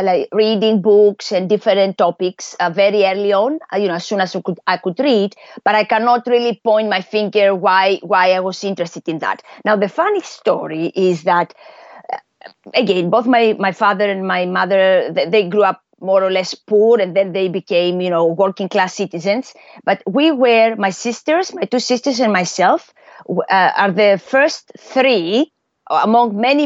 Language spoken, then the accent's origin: English; Athens, Attica, Greece; moved away; also born or lived in United States / Europe / Asia; I was born and raised in Athens, in Greece